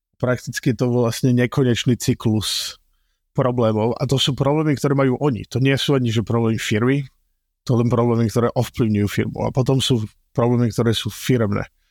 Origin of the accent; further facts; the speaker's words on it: Slovakia; moved away as an adult; now in United States; A vyrastal som na Slovensku